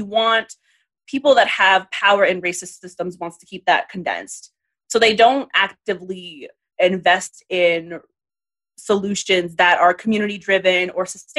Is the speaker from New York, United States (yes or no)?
yes; New York City, New York, United States; I grew up in the Bronx at the time that like these farmers markets, things were really happening